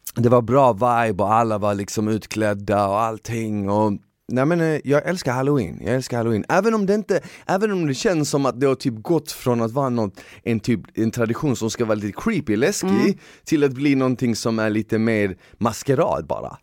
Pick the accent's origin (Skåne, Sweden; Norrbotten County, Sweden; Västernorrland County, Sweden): Skåne, Sweden; Malmö; moved away as an adult; now in Stockholm, Sweden; jag är ifrån Malmö